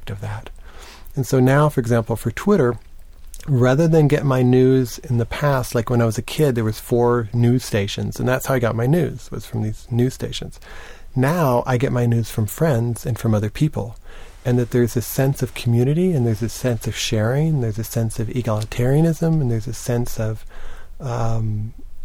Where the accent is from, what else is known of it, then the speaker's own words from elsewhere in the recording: Lubbock, Texas, United States; I grew up in Lubbock, Texas, a small town in West Texas